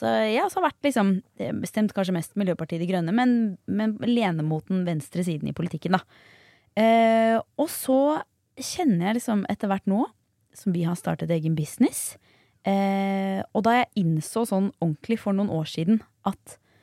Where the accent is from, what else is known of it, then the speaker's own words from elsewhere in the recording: Bærum, Akershus, Norway; Jeg er jo fra Bærum